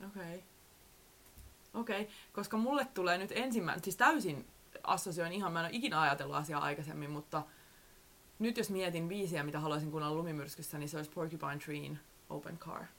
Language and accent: Finnish; Southwest Finland, Finland; now in Helsinki, Finland; olen kasvanut siellä Varsinais-Suomessa